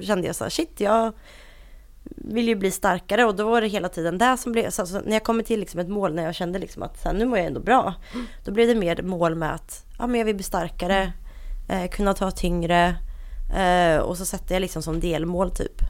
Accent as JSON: {"language": "Swedish", "town": "Linköping", "region": "Östergötland", "country": "Sweden", "tie": "born or raised there", "accent": "Linköping dialect", "moved": "as an adult", "lives_now": "Stockholm, Sweden", "said": "jag kommer uh, ursprungligen från Linköping, det hör man på min fantastiska dialekt"}